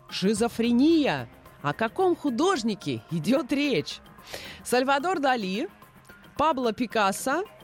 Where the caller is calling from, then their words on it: Kursk, Kursk Oblast, Russia; Я из Курска звоню вам.